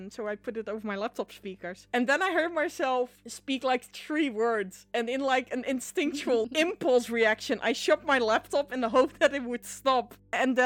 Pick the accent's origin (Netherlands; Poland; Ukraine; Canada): Netherlands; accent: Dutch, rural regional; There's an entire TV show which takes place in like the region where I'm from